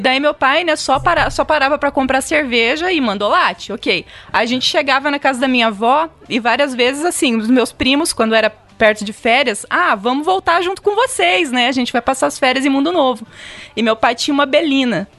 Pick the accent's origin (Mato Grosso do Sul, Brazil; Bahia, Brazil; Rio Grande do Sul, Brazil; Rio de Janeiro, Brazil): Mato Grosso do Sul, Brazil; Mundo Novo; eu nasci em Mundo Novo, né? Na cidade ali que justamente é onde tem a balsa.